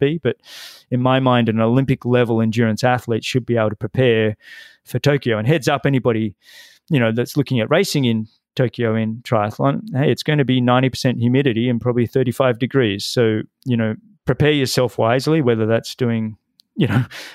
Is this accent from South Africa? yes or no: no; Australia